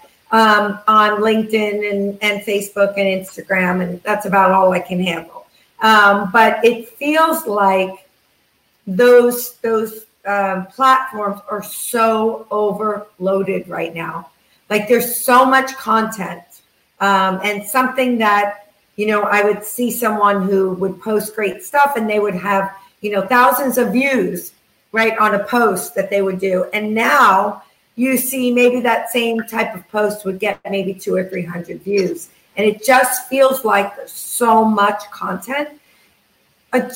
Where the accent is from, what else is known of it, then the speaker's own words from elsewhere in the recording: New York, United States; I come from New York